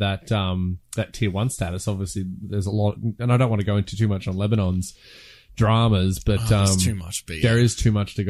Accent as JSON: {"language": "English", "country": "New Zealand", "said": "as a New Zealander as well"}